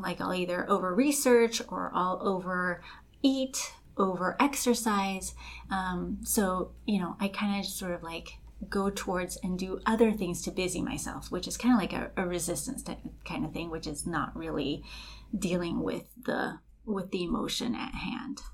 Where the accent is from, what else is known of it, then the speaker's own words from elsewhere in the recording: Los Angeles, California, United States; I was born and raised in Los Angeles, but by raised by very Colombian uh, mother and grandparents